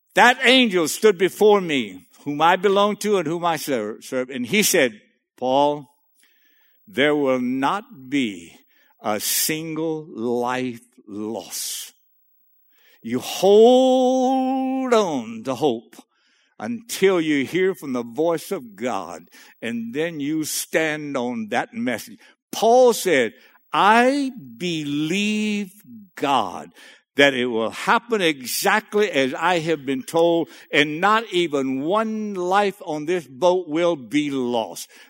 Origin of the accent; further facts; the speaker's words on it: Cajun, Louisiana, United States; I'm a Cajun boy in the middle of that North Dakota state